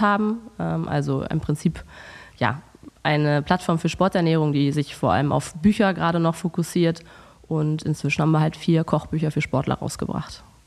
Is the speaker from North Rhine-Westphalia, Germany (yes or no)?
no; Hamburg, Germany; moved away as an adult; now in Cologne, Germany; ich komme ursprünglich aus Hamburg, aber wohne seit fast neun Jahren in Köln